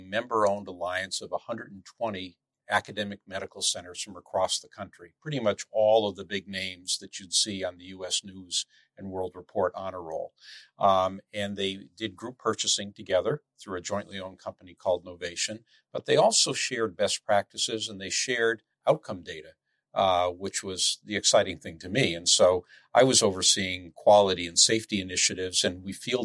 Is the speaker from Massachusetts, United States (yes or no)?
yes; Springfield, Massachusetts, United States; I grew up right here in town. I grew up in Springfield.